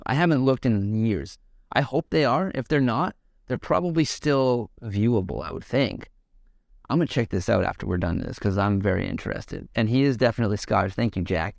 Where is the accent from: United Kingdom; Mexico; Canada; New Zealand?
Canada; Calgary, Alberta; moved away; also born or lived in Vancouver; I grew up in Calgary area and in Calgary and shit, and I, like, was a part of growing that scene from the get-go before I moved to Vancouver